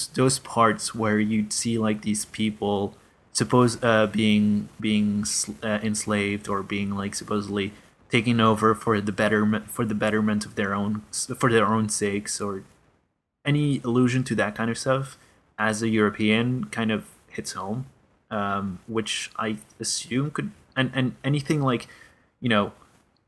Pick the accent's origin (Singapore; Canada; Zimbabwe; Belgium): Belgium; my country being Belgium